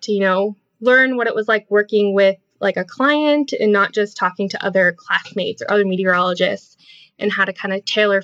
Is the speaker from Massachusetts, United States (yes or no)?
yes; Massachusetts, United States; moved away as an adult; also born or lived in Vermont; I grew up in Massachusetts